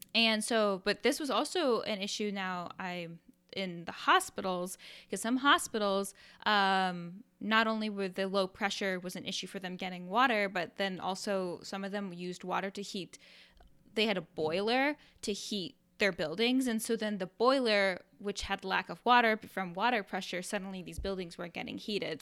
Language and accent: English; Iowa, United States; When I was a kid, I, I'm from, I'm from Iowa.